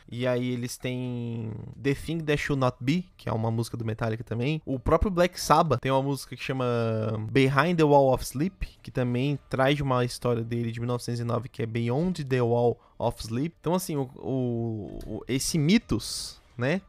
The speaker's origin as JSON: {"language": "Portuguese", "town": "Londrina", "region": "Paraná", "country": "Brazil", "said": "nós somos de Londrina"}